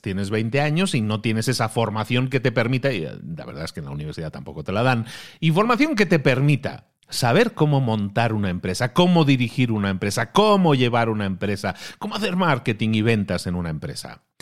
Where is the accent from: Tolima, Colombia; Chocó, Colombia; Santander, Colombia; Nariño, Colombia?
Santander, Colombia; soy de Colombia, Santander